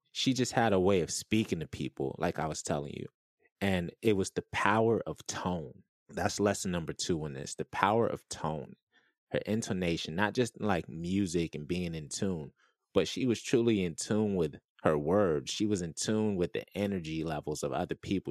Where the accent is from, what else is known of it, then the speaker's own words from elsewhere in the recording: Orlando, Florida, United States; I grew up in Irving, Orlando, Florida.